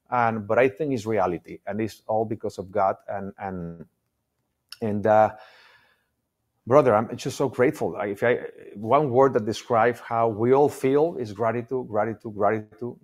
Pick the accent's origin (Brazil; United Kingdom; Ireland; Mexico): Mexico; English is a second language; moved away as an adult; now in United States; We moved here maybe, I don't know, uh, in two thousand, almost twenty-three years ago. I didn't speak English.